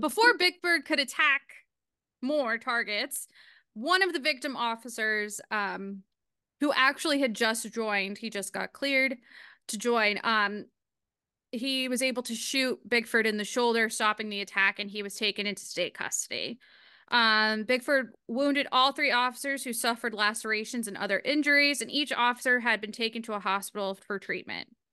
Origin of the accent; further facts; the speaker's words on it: New England, United States; I am from New England.